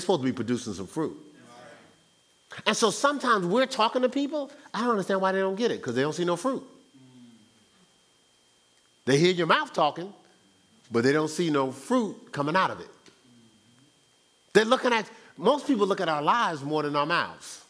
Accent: Newark, New Jersey, United States; moved away as an adult; I was born and raised in Newark, New Jersey for 29 years. Now, I've been away from Newark, New Jersey longer than I've been raised, but my core is Newark, New Jersey.

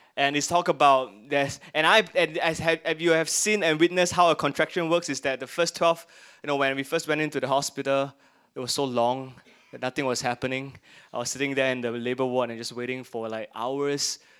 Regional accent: Singapore; we are Singaporeans. I'm glad I'm Singaporeans and I get the perks of being a Singaporean

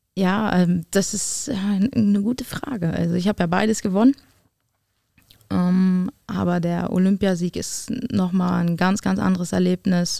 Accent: Berlin, Germany; moved away as an adult; also born or lived in Potsdam; Berlin ist Berlin und wird meine, mein, mein, mein Heim, meine Heimat bleiben

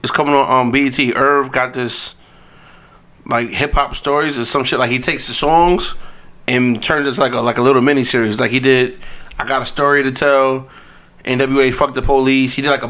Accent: New York City, New York, United States; I grew up in Queens during the time.

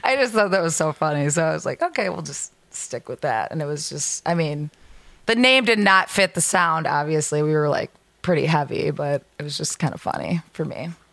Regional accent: Lake Zurich, Illinois, United States; I'm from Lake Zurich.

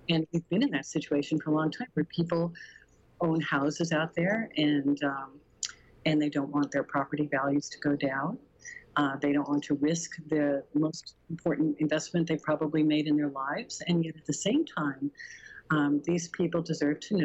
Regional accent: Arvada, Colorado, United States; I grew up in a neighborhood, I grew up in Bridledale, right next to Meadowgate, it's kind of 80th and Sims area

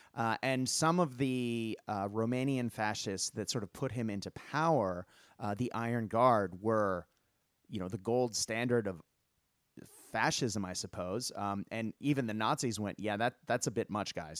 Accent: United States; moved away as an adult; now in Australia; as an American growing up

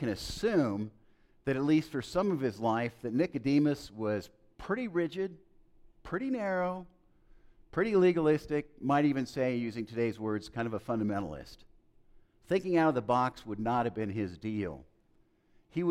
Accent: El Paso, Texas, United States; growing up in El Paso, Texas, which I've talked about a lot, in the early 1960s

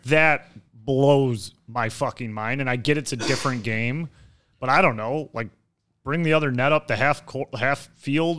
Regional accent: Detroit, Michigan, United States; I grew up in Detroit

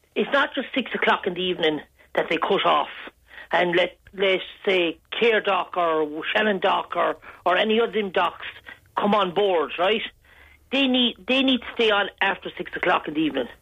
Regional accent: Galway, Connacht, Ireland; moved away; I'm originally from Galway

